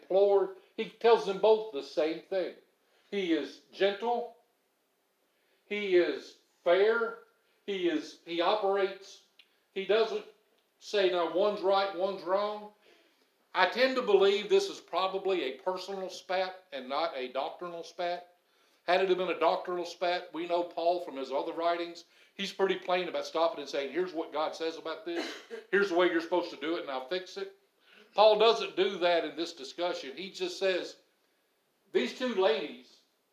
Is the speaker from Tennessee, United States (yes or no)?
yes; Madison, Tennessee, United States; I'm from Madison